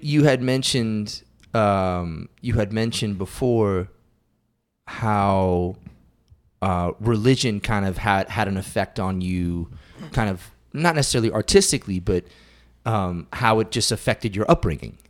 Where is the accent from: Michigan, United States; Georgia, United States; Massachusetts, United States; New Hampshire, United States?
Massachusetts, United States; Western; I grew up in Western Massachusetts.